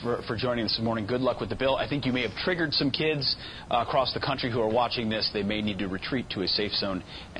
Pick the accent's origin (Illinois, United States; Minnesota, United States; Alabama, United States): Minnesota, United States; my home state of Minnesota.